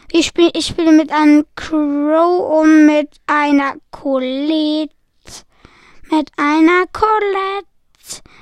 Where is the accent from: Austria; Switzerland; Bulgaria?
Switzerland; Weil ich bin nicht Deutscher, ich bin Schweizer